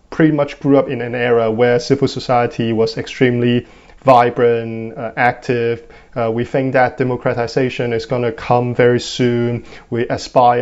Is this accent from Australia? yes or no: no; Hong Kong; I was born in Hong Kong in 1994, where Hong Kong was still in the British colonial era